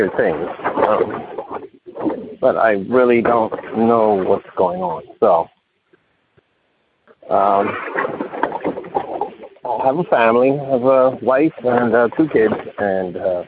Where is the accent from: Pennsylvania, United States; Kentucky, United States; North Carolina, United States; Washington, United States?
Pennsylvania, United States; Philadelphia; also born or lived in Camden, New Jersey; I'm from Philadelphia, Pennsylvania